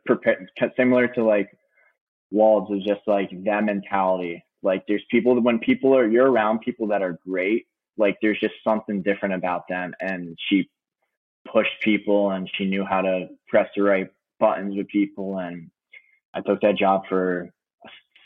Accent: New York, United States; I'm from New York

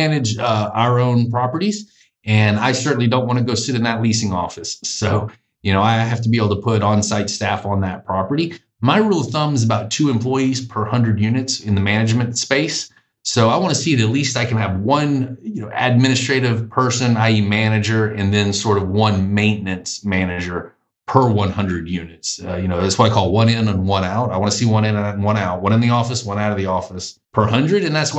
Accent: the South, United States; Now, being Southerner, that's what we call pencil whipping.

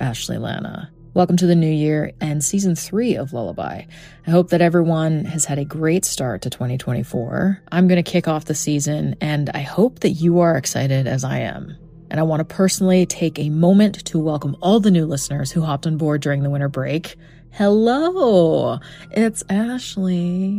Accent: Edmonton, Alberta, Canada; I examined my hometown case of Mark Twitchell

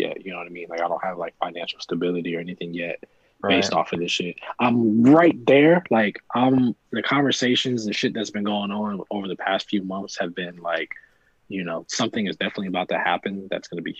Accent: New Jersey, United States; also born or lived in Ohio; I'm from Jersey.

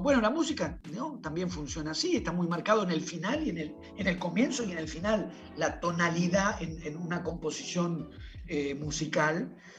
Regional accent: Buenos Aires, Argentina; yo soy de Buenos Aires

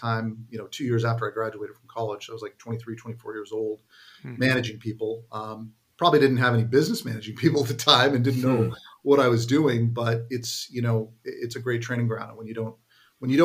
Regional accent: San Jose, California, United States; also born or lived in Santa Clara, California; now in Danville, United States; I grew up in the San Jose area

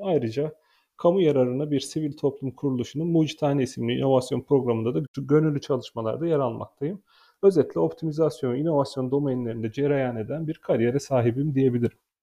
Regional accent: Konya, Turkey; moved away; 1984 yazında Konya'da dünyaya geldim. 2002 yılında Meram Anadolu Lisesi'ni

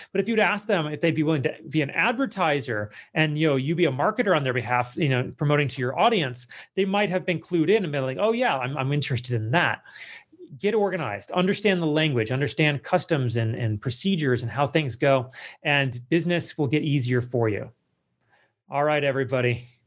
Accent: United States; that's not how I was raised, like, as an American

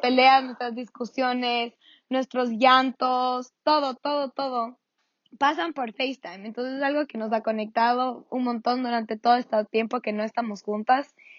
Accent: Ecuador; soy una mami ecuatoriana

